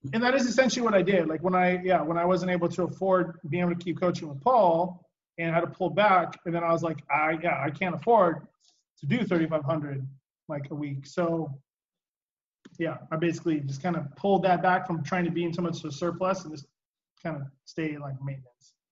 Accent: West Coast, United States; I'm from the West Coast

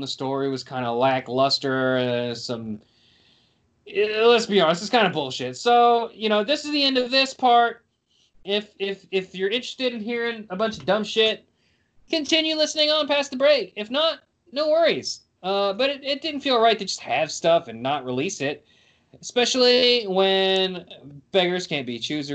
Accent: West Virginia, United States; I'm Mount Man from West Virginia

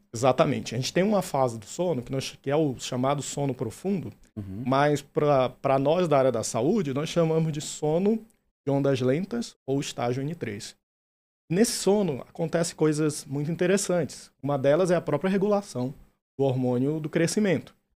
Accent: interior of Pará, Brazil; moved away; also born or lived in São Luís, Maranhão; eu sou natural do interior do Pará, mas minha família mudou para São Luís do Maranhão e fiz faculdade.

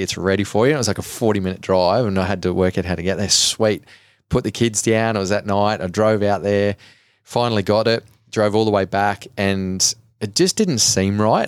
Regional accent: Cobar, New South Wales, Australia; I grew up in Cobar in Western New South Wales

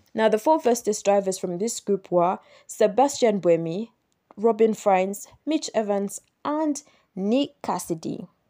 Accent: Uganda; born or raised there

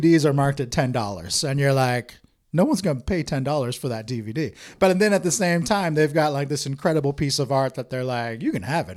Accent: Bellevue, Washington, United States; I grew up in Bellevue

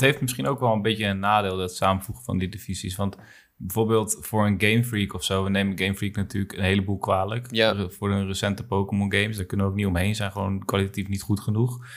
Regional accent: Netherlands; wij zijn een beetje bevoorrecht als Nederlanders

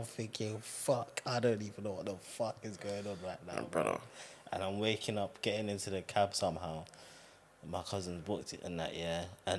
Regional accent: London, United Kingdom; back home to London.

